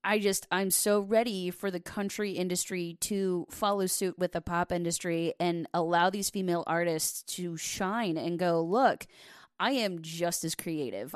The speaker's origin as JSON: {"language": "English", "town": "Delaware", "region": "Ohio", "country": "United States", "tie": "born or raised there", "said": "I was raised in uh, in Delaware. It's about thirty minutes north of Columbus."}